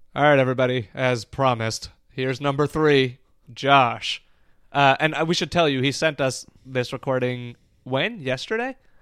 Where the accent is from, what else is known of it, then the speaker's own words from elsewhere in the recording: India; moved away; I was born in India